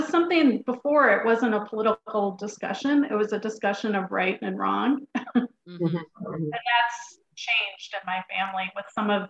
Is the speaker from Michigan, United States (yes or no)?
yes; outside of Detroit, Michigan, United States; I grew up outside of Detroit. And I was born in 1969. My parents moved to Detroit in 1962. So as a family, like on the outside, I lived in a suburb.